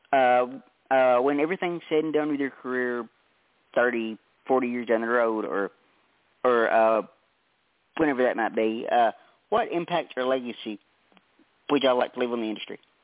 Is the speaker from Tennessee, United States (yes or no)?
yes; Tennessee, United States; I'm from Tennessee, and and it's so humid down here it's not even funny